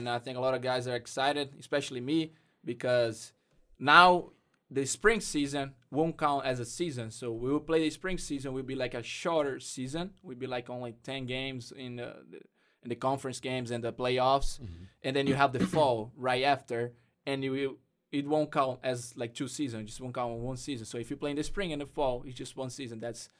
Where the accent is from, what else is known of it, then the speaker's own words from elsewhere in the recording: Brazil; English is a second language; now in United States; soccer brought me from Brazil and brought me to the U.S. And now I can speak English.